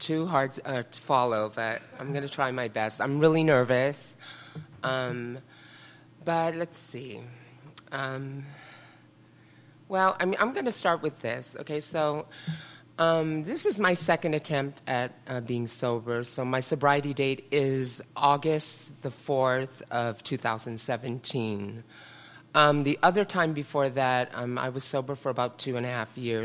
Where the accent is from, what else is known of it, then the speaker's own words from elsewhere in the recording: San Francisco, California, United States; also born or lived in Carmel; I grew up in the Richmond district here in San Francisco.